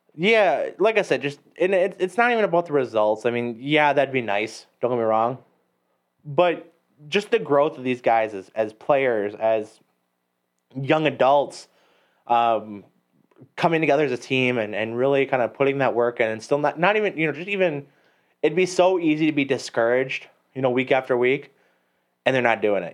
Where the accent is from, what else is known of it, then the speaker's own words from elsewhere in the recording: Gillett, Wisconsin, United States; Gillette is my hometown